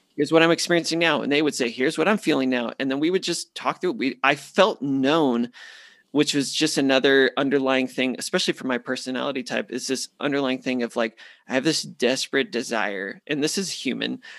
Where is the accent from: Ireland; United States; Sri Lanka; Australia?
United States; Phoenix, Arizona; moved away as an adult; born and raised in Phoenix, eighteen years with the same people